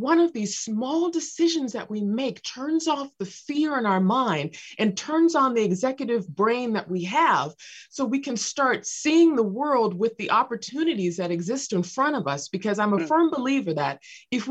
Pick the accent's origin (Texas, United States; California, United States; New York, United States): California, United States; Los Angeles; I was raised near South Central Los Angeles